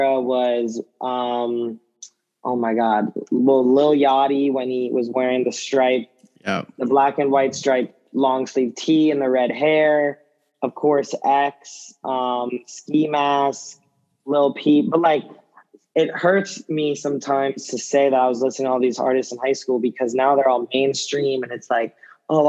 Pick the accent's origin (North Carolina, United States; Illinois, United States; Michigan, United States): North Carolina, United States; Chapel Hill; growing up in Chapel Hill, you know, I'm a diehard UNC basketball fan